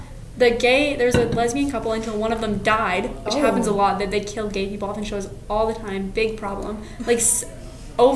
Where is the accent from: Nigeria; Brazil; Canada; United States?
Canada; we're Canadian